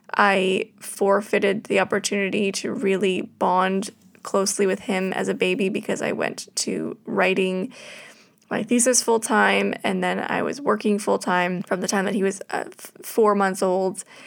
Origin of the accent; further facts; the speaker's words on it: Canada; being Canadian